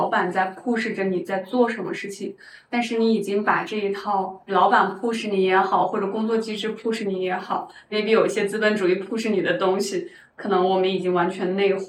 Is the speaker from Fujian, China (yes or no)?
no; Shanxi, China; also born or lived in Beijing; now in Shanghai, China; 我是山西人，本身就是我们生活在山里面。